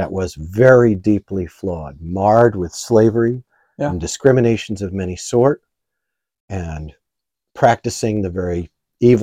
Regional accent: United States

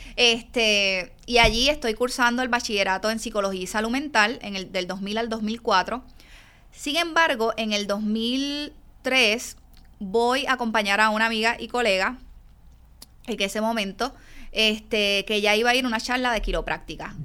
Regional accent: Yabucoa, Puerto Rico; also born or lived in San Juan; soy del pueblo de Yabucoa, aunque nací en San Juan, en el Hospital San Jorge. viví mis primeros casi 20 años en el pueblo de Yabucoa.

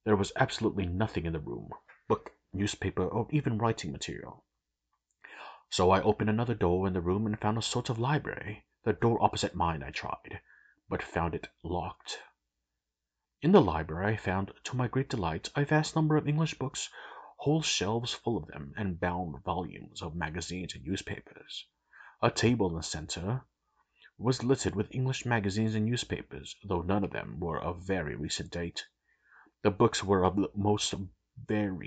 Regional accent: United States; I'm American

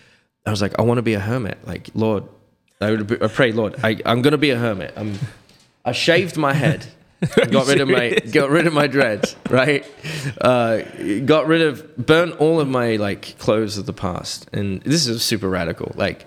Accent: Reading, Pennsylvania, United States; I had found the traditional Latin mass at a fraternity of St. Peter Parish in Reading, my hometown where I was born.

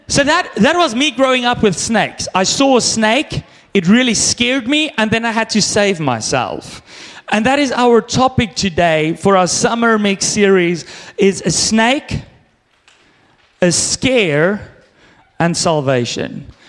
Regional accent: South Africa; now in Canada; I grew up in South Africa

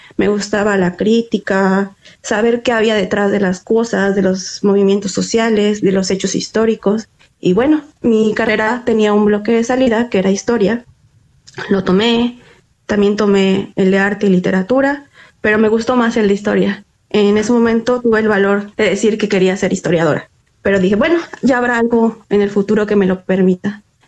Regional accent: Mexico; soy mexicana

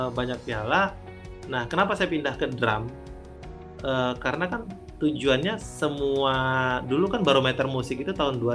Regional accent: Sumatra, Indonesia; Nah, ya zamannya kita anak Sumatera, pencapaiannya kan dulu festival itu setiap minggu tuh pasti ada pensi

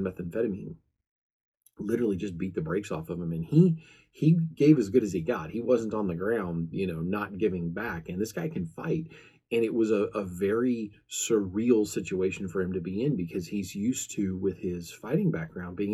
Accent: American Midwest, United States; I'm from the American Midwest

